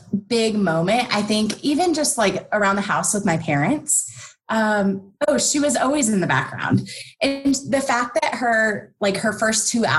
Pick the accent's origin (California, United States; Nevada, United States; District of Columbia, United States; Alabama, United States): Nevada, United States; So I grew up in Nevada. It's not too far from you, and was always the more rural out of the two of us.